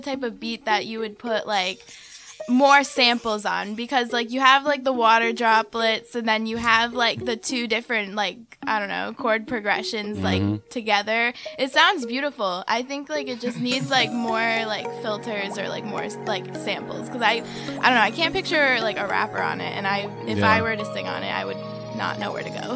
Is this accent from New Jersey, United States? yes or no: no; Smithfield, Rhode Island, United States; now in Providence, United States; I'm from Smithfield, but I live in Providence now